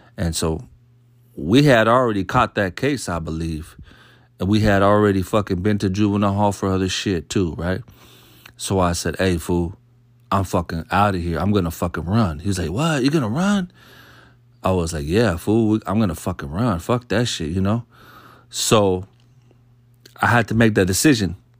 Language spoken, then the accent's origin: English; Solano County, California, United States; We're from Solano County